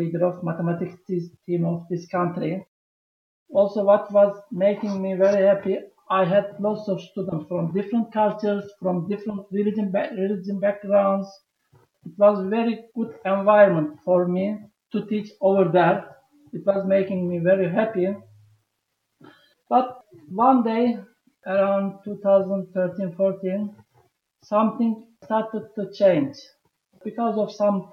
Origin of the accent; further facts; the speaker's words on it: Turkey; moved away as an adult; also born or lived in Tajikistan; I am from Turkey.